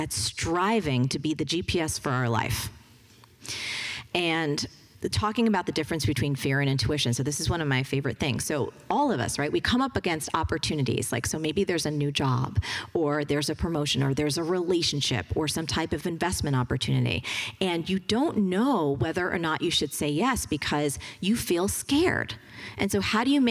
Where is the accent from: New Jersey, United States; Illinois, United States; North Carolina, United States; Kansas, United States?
New Jersey, United States; I'm from New Jersey